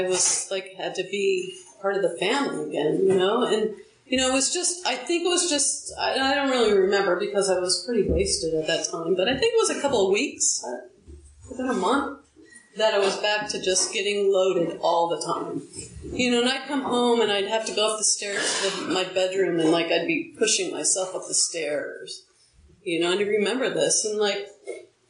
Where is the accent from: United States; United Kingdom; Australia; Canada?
United States; Huntington Beach, California; moved away; also born or lived in St. Louis; I grew up in Huntington Beach, a beach town